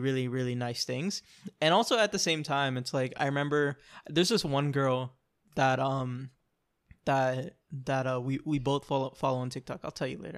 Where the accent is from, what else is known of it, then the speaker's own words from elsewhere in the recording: Orlando, Florida, United States; I'm from Orlando, like, I'm from the city, I know a lot of people